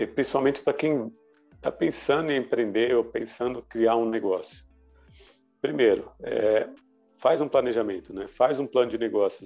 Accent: Brazil; como bom brasileiro já nos adaptamos

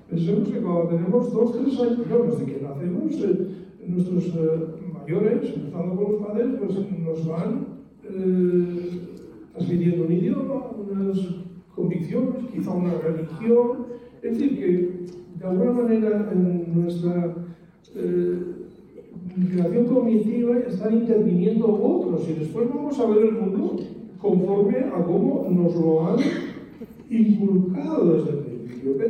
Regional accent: Basque Country, Spain; first language Spanish; moved away; also born or lived in Zaragoza; va por mi ciudad natal y ve los letreros en los dos idiomas

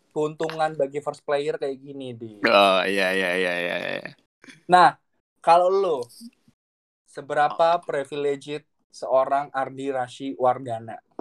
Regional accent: Java, Indonesia; kalau dia tahu kalau gue dari Jawa ada kayak ikatan emosional gitu

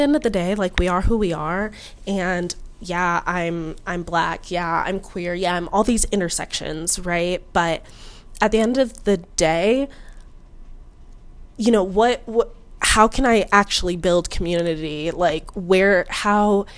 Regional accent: United States

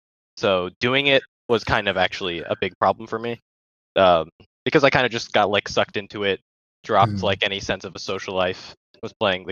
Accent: Baltimore, Maryland, United States; I'm from Baltimore, Maryland.

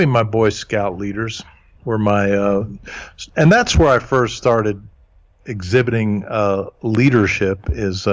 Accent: Huntsville, Alabama, United States; first language German; English is a second language; I was born and raised in Huntsville, Alabama.

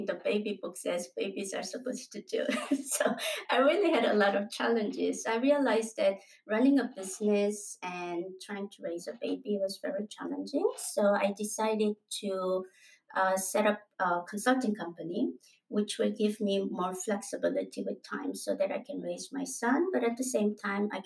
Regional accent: South Korea; moved away as an adult; also born or lived in United States; I am originally from Korea and then I migrated into the U.S.

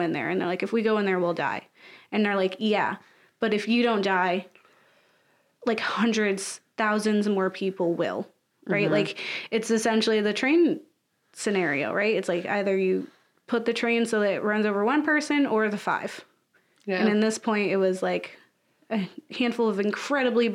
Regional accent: United States; being an American

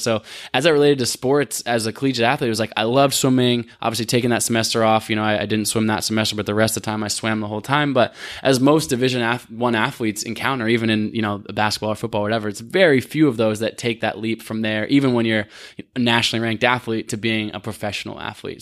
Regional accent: Portland, Oregon, United States; also born or lived in Olympia, Washington; I grew up in Portland, Oregon

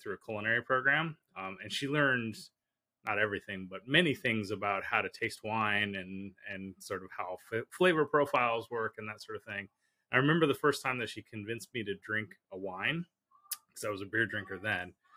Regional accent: California, United States; I grew up in California

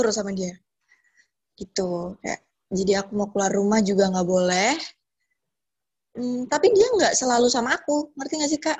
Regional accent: Purworejo, Central Java, Indonesia; also born or lived in Bekasi; now in Yogyakarta, Indonesia; Sebenarnya aku asli Purworejo, tapi aku emang tinggal lama banget di Bekasi dan baru pulang lagi ke Purworejo ini sekitar September. Terus sekarang aku lagi menetap di Jogja karena ada pekerjaan di sini.

